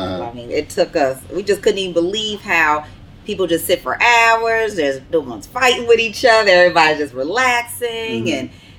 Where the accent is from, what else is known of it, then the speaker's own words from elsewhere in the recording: New Jersey, United States; So just a little backstory: we are from New Jersey